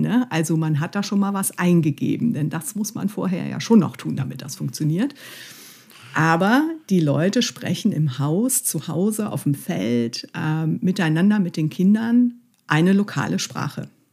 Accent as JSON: {"language": "German", "town": "Mönchengladbach", "region": "North Rhine-Westphalia", "country": "Germany", "tie": "born or raised there", "said": "also ich liebe Mönchengladbach, es ist meine Heimatstadt."}